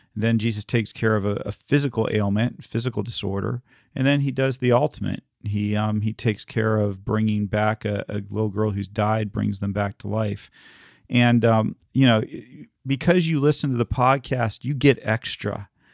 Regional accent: the South, United States; I grew up in the South

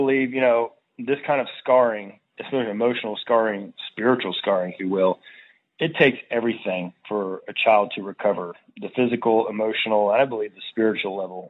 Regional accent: Virginia, United States; In my hometown here in Virginia, they say the same thing.

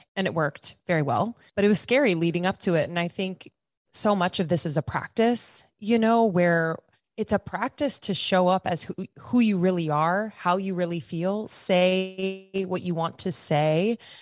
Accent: Pennsylvania, United States; moved away as an adult; also born or lived in Boston / New York / Los Angeles; I'm from the East Coast, Pennsylvania. Uh, spent most of my life on the East Coast

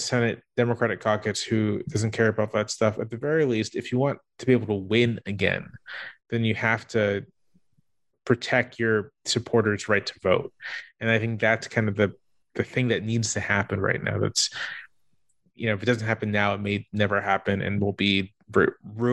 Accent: Virginia Beach, Virginia, United States; I grew up in Virginia Beach

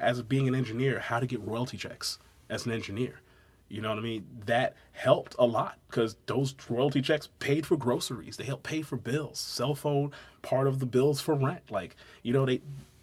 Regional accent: Brooklyn, New York, United States; also born or lived in St. Mary's County, Maryland; now in Waldorf, United States; I'm originally from Brooklyn. I've actually been living down in like St. Mary's County, though, since 99.

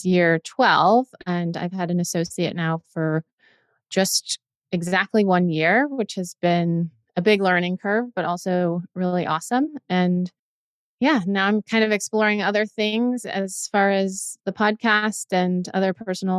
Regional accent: Nevada, United States; moved away as an adult; also born or lived in Pennsylvania / Virginia / New Jersey; I grew up in Nevada

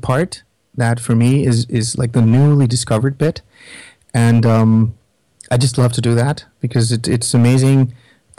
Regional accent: Netherlands; I'm from the Netherlands

